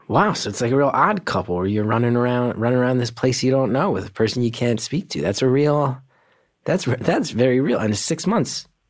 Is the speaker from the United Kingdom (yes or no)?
no; Northeast, United States; I grew up in the Northeast